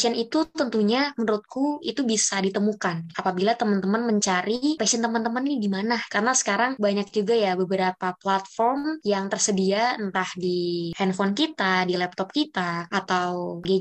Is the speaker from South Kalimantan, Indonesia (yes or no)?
no; North Jakarta, Jakarta, Indonesia; now in Bogor, Indonesia; aku jadi nggak bisa pulang ke tempat asalku yaitu di Jakarta Utara, makanya aku tetap stay di Bogor.